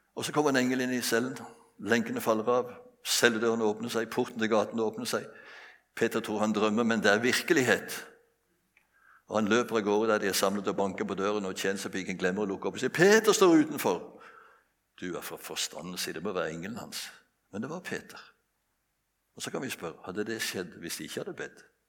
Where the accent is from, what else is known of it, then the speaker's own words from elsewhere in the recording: Bjerkreim, Rogaland, Norway; Jeg vokste opp på et bedehus hjemme i Bjerkreim